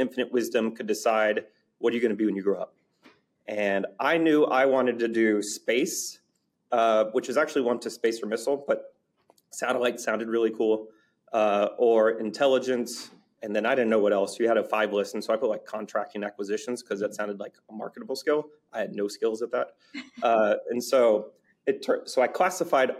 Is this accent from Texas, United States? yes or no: yes; Dallas, Texas, United States; also born or lived in Michigan; now in San Antonio, United States; we ended up in Dallas when I was in preschool. And lived in Texas essentially ever since. Went through all the way through high school up in Dallas